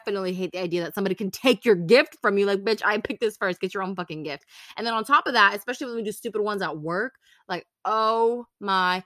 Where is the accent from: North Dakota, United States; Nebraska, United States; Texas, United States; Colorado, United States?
Texas, United States; we're from Texas